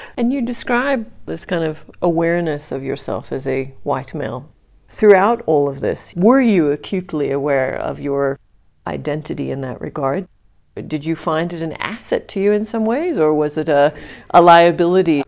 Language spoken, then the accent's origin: English; United States; now in South Africa; as a resident of South Africa, I mean, I personally feel as an American